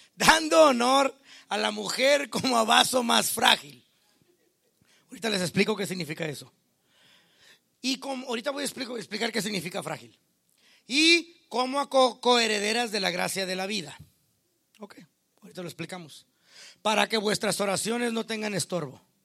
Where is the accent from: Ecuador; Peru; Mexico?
Mexico; Yo como mexicano